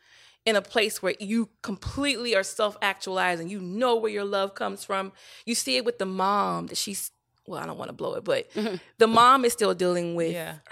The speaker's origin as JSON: {"language": "English", "region": "the South", "country": "United States", "said": "Because I come from the South, girl."}